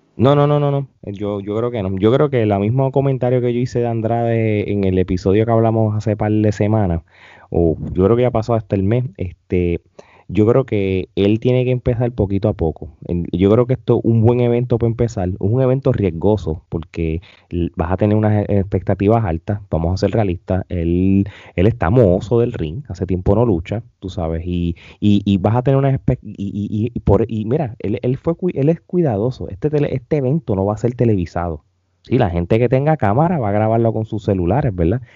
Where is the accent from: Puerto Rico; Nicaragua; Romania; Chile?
Puerto Rico; nuestra isla del encanto